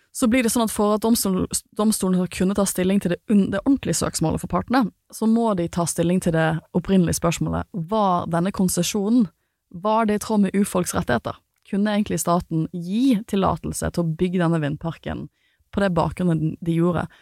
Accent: Western Norway, Norway; jeg har vokst opp på Vestlandet

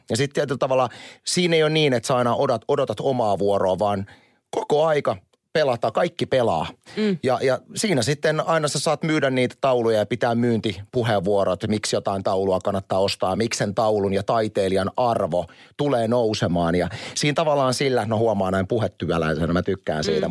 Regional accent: Kurikka, South Ostrobothnia, Finland; also born or lived in Seinäjoki; mä oon viettänyt koko lapsuuteni Kurika, Kurikassa

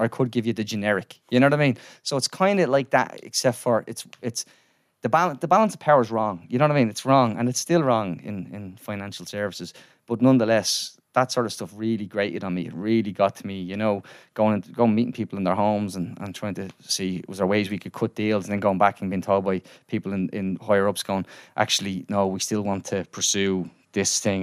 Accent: Dublin, Leinster, Ireland; I grew up in Ballymun in, went to school in A Lazy Victories

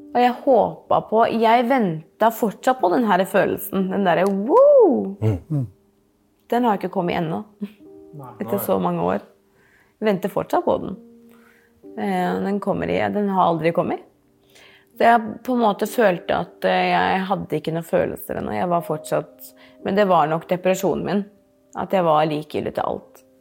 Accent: Norway; jeg er jo ikke herifra engang. Jeg er jo fra Norge

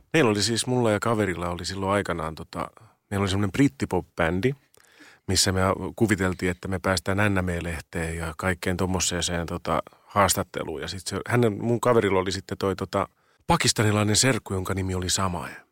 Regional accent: Riihimäki, Kanta-Häme, Finland; now in Helsinki, Finland; mä oon kasvanut Riihimäellä

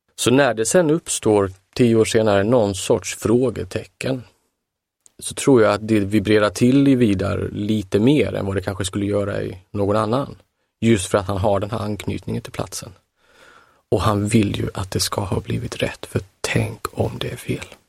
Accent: Halmstad, Halland County, Sweden; i min, min hemtrakt

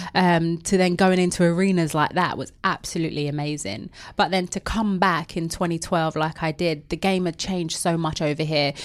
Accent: London, United Kingdom; I know I've got an accent. I'm from the East End of London. Very proud of it.

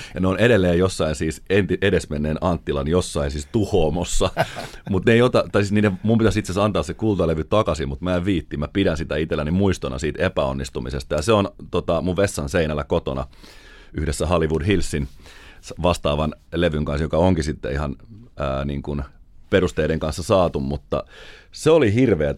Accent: Finland; me ollaan Suomesta

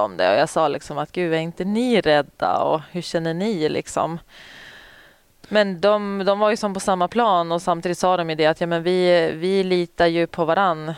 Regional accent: Umeå, Västerbotten County, Sweden; also born or lived in Boden; jag är ju Umebo

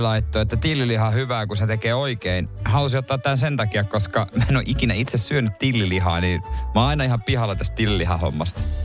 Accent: Seinäjoki, South Ostrobothnia, Finland; moved away; ei meillä Seinäjoella koulussa ollut sitä mun aikana

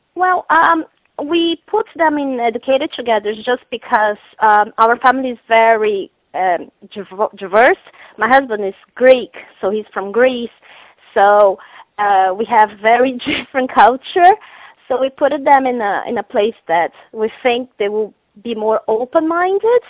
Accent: Brazil; now in Ireland; I'm from Brazil

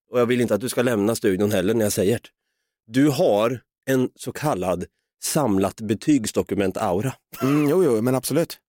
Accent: Östergötland, Sweden; vi östgötar är ju experter på att säga och det

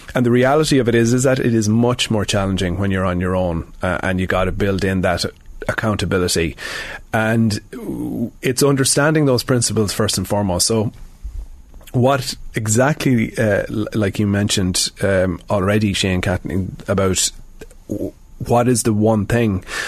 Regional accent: Sligo, Connacht, Ireland; moved away as an adult; now in Dublin, Ireland; I'm from Sligo, um, but I'm I'm in Dublin now for nearly 20 years

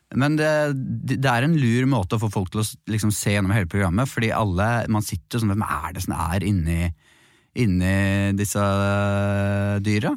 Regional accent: Bærum, Akershus, Norway; jeg er fra Bærum

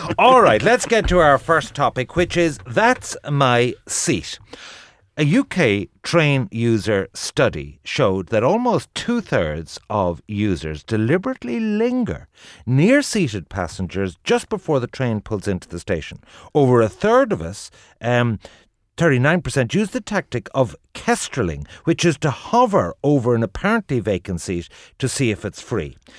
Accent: Ireland

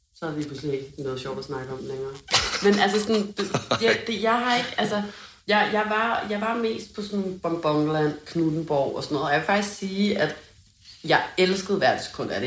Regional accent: Hundested, Capital Region of Denmark, Denmark; hjemme i Hundested

